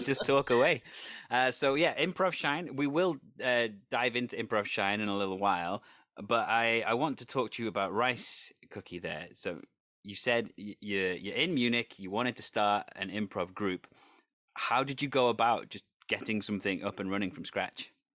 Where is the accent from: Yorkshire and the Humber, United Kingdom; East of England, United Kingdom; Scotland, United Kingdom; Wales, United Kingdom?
Wales, United Kingdom; I come from a country that has its own language. I, I am Welsh